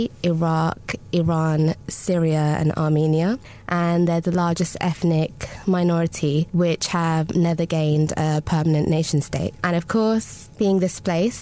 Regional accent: London, United Kingdom; I describe myself as a Londoner of Kurdish descent

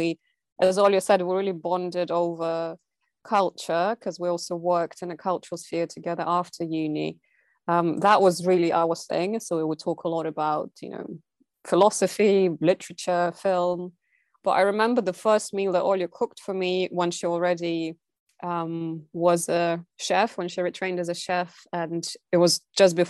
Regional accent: Siberia, Russia; moved away; also born or lived in London; I grew up in Siberia

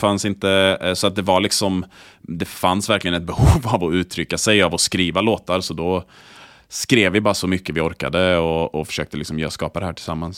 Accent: Borås, Västra Götaland, Sweden; Borås där jag är uppvuxen.

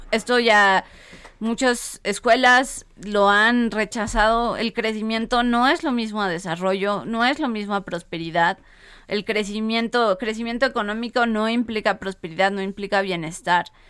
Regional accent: Mexico; como mexicanos

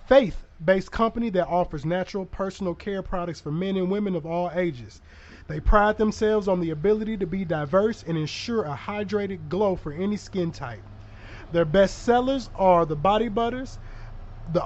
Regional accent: the East Side, Illinois, United States; now in Cahokia, United States; I'm from the East Side. I'm over in Cahokia. Yeah. I ain't where I'm from, but that's where I reside

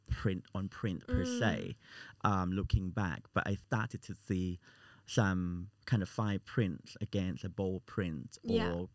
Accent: Thailand; now in United Kingdom; I'm from Thailand

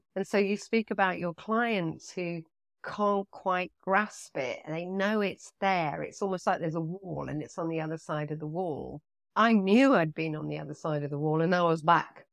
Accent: Nottingham, East Midlands, United Kingdom; moved away; also born or lived in London / Nassau, Bahamas; I loved growing up in Nottingham.

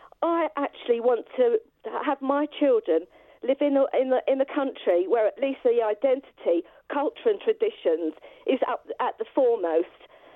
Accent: London, United Kingdom; I was born in East Ham.

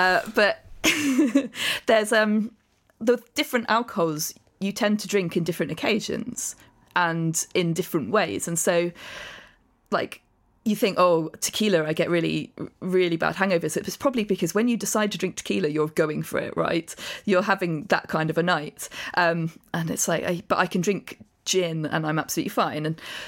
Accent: Amersham, South East England, United Kingdom; which is like halfway between where I grew up in Amersham.

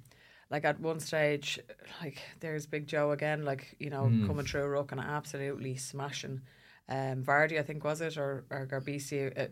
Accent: Ireland; we're uncomfortable, aren't we, as Irish people?

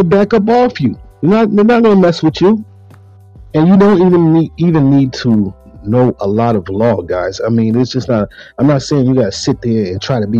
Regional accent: Buffalo, New York, United States; growing up in Buffalo, New York

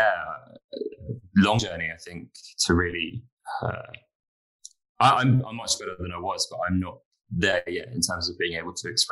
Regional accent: London, United Kingdom; I grew up in London

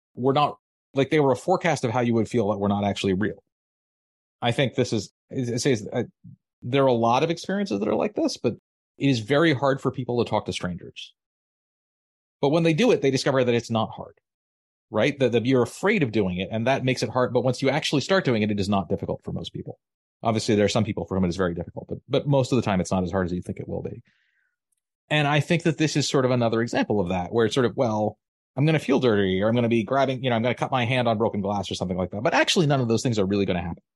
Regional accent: Maryland, United States; moved away as an adult; now in Massachusetts, United States; I grew up in Maryland. It was my home. Now I'm in Massachusetts

